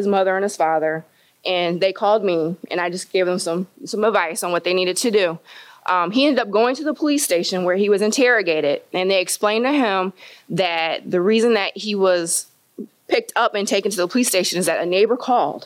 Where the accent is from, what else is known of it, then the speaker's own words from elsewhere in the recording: Kingsford Heights, Indiana, United States; I grew up in Kingsford Heights